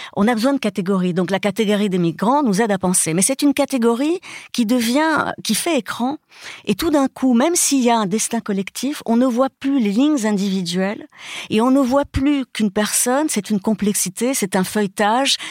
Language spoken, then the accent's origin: French; Brazil; moved away; je suis née au Brésil où tout le monde se touche tout le temps